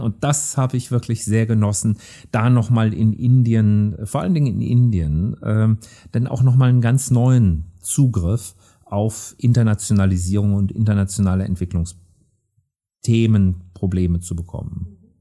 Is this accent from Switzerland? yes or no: no; Rhineland, Germany; als Rheinländer bin ich Optimist